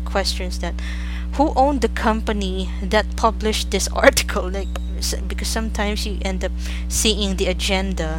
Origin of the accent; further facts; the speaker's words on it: Philippines; I'm from the Philippines